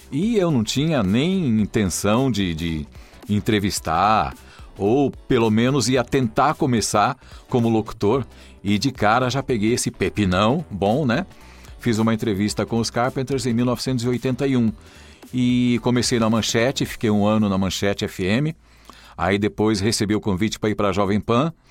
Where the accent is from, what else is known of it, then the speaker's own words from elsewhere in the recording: Rolândia, Paraná, Brazil; moved away as an adult; now in São Paulo, Brazil; Na verdade, eu sou de Rolândia, no Paraná, e depois eu fui para Paranavaí e morei lá até meus 20, 21 anos e vim para São Paulo.